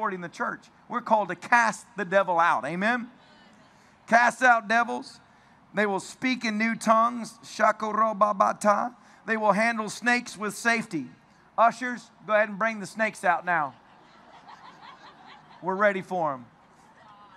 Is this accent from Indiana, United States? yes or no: no; Tennessee, United States; I'm from Tennessee